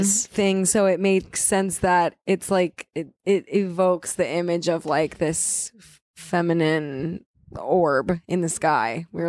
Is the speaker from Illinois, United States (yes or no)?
yes; suburbs of Chicago, Illinois, United States; I'm 27 and I am from the suburbs of Chicago.